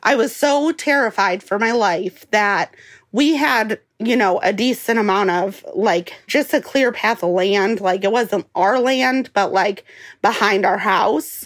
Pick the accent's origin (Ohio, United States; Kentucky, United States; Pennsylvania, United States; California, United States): Ohio, United States; Cleveland; moved away as an adult; now in Missouri, United States; I was actually born and raised in Cleveland, Ohio